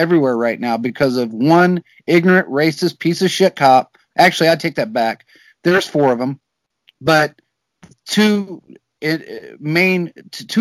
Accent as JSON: {"language": "English", "country": "United States", "tie": "born or raised there", "said": "I was born in America"}